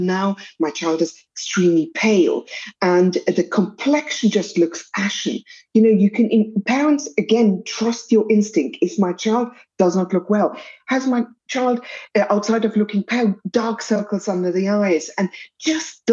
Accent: South Africa

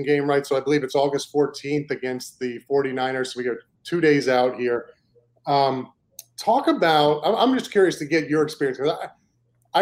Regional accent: New York, United States; moved away; also born or lived in Maine; I'm originally from New York. My family's from New York. We grew up Jets fans

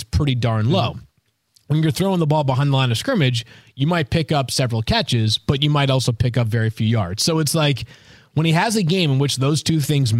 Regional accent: Boston, Massachusetts, United States; I'm from Boston. I can't even do an accent.

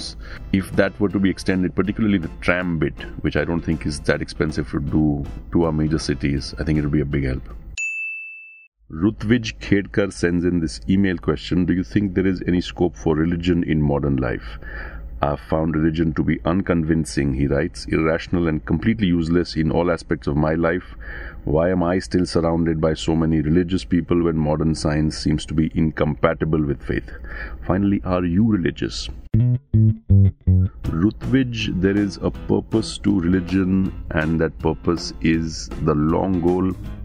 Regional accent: Bangalore, Karnataka, India; I'm from Bangalore.

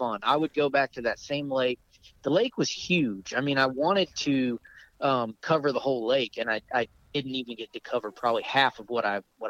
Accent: Florida, United States; moved away; also born or lived in upstate New York / the Deep South; I grew up in Florida. I spent most of my life in the deep south.

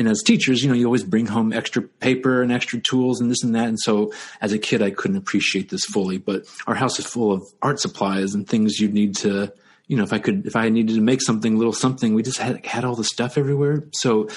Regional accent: Dayton, Ohio, United States; moved away as an adult; I grew up in Ohio, Dayton, Ohio, which had a lot of arts

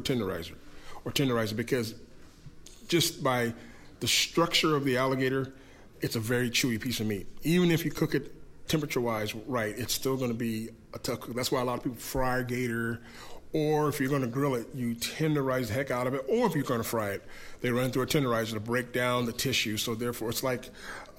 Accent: Iowa, United States; I'm from Iowa, we're all about pork and beef

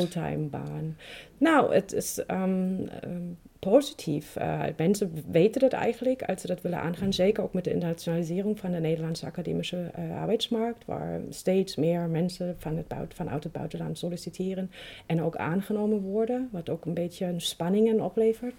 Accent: East Germany, Germany; Dutch is a second language; moved away; heel veel andere Oost-Duitsers

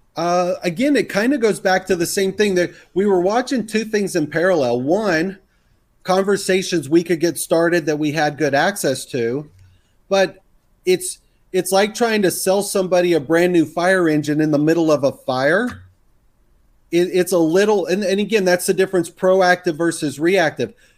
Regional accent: the South, Texas, United States; accent: Texas; which I grew up in the South. I can throw my Texas accent on if I had to.

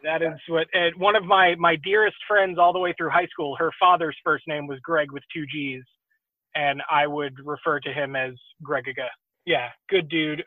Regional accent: Exeter, New Hampshire, United States; also born or lived in New England; now in Houston, United States; I was born in Exeter.

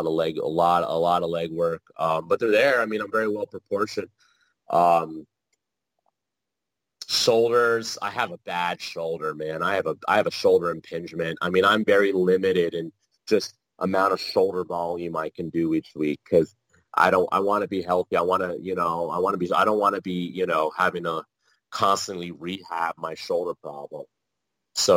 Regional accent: New Jersey, United States; I am from Jersey

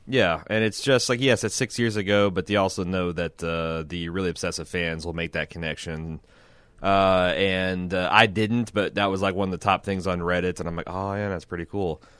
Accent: Midwest, United States; I'm from the Midwest

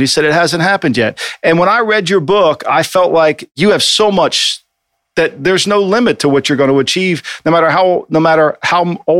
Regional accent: New Jersey, United States; moved away; as a kid growing up in New Jersey

